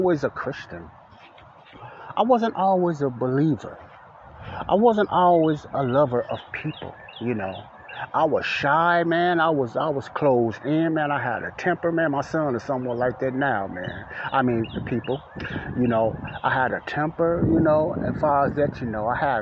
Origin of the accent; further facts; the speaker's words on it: Chicago, Illinois, United States; I grew up in Morgan Park, and Ada Park was right down the street from the block Elizabeth I lived on in Chicago, Illinois, the south side of Chicago.